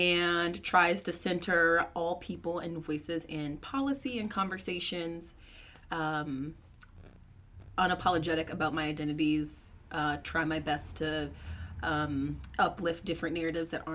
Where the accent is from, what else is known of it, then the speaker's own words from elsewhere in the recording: Atlanta, Georgia, United States; moved away as an adult; also born or lived in Columbia, South Carolina; I grew up outside of Atlanta and then lived in Columbia, South Carolina for school.